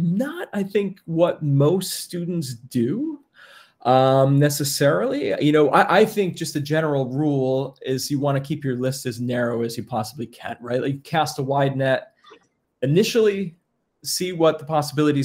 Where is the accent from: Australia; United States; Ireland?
United States; around Bard, New York; I grew up around Bard, and I already had been kind of involved in some music classes as not being a student, and I really liked the environment. And being from New York